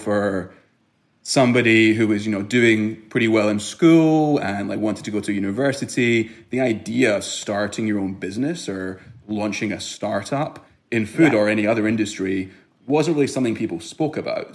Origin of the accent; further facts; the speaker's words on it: Glasgow, Scotland, United Kingdom; moved away as an adult; also born or lived in Israel; now in United States; I was born in Israel grew up in Glasgow, Scotland